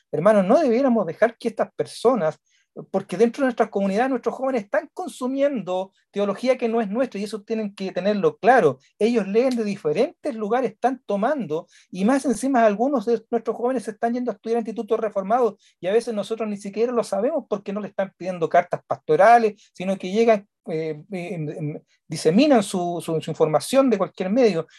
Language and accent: Spanish; Chile; acá en una radio que se supone que es pentecostal, están entregando sermones de John MacArthur en mi país